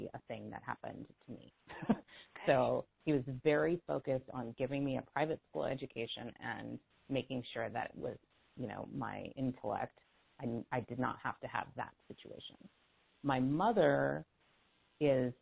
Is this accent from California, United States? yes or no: yes; California, United States; I grew up in a town that was very, was and still is now, very racially tense in California